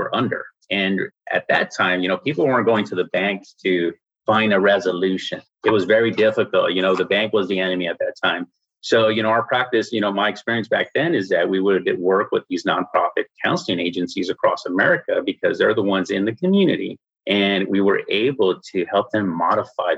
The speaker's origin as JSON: {"language": "English", "town": "San Antonio", "region": "Texas", "country": "United States", "said": "I'm from San Antonio, Texas"}